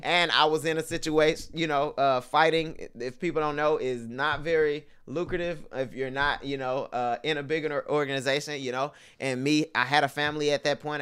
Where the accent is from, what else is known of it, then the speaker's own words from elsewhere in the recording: Houston, Texas, United States; moved away as an adult; also born or lived in Parsons, Kansas; I'm from Houston